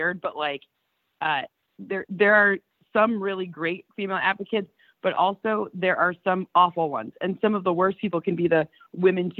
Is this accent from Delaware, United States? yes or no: no; Lions country, Michigan, United States; we're Lions people. We grew up in Lions country.